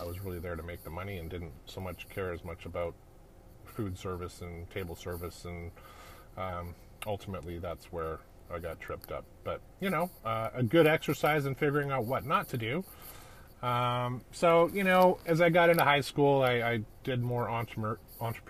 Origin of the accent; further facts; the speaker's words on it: Edmonton, Alberta, Canada; now in Novato, United States; I'm a Canadian kid. I grew up in a town called Edmonton, Alberta, up in the Great White North